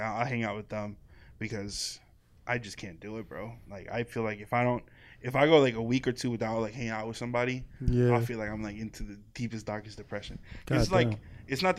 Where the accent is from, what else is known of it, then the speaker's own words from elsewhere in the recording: Woodbridge, Virginia, United States; also born or lived in Fairfax, Virginia; I grew up in Woodbridge.